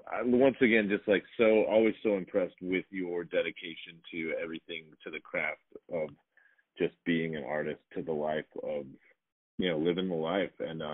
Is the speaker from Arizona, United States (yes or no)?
yes; Arizona, United States; moved away as an adult; I finally feel like I'm at peace with my home state